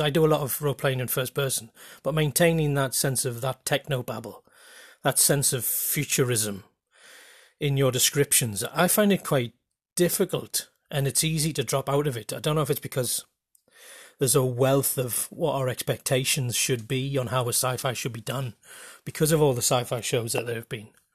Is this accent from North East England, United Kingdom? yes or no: yes; Geordie, North East England, United Kingdom; accent: Geordie; the closest that I've an accent or dialect to Middle English is, in fact, my own